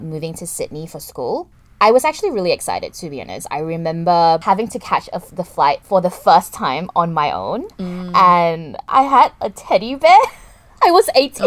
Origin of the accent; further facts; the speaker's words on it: Kuala Lumpur, Malaysia; growing up in Kuala Lumpur, it's not a walking city per se